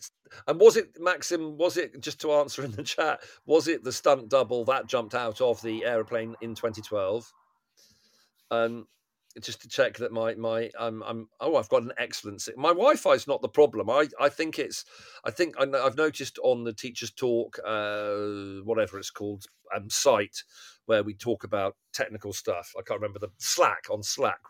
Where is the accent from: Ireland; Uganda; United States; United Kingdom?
United Kingdom; England; it's complicated being being English or being British